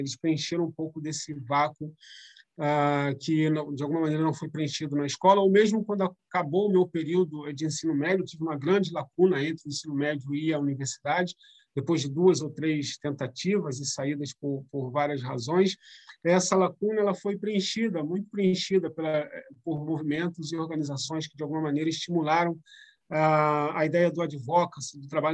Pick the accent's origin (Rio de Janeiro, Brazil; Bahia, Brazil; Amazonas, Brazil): Rio de Janeiro, Brazil; São Gonçalo; na área onde eu cresci, é perto do, do Shopping São Gonçalo, lá perto da BR